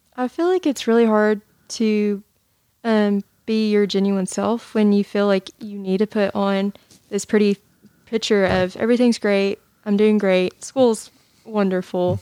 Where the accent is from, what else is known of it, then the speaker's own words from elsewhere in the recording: Jackson, Tennessee, United States; I am from Jackson, Tennessee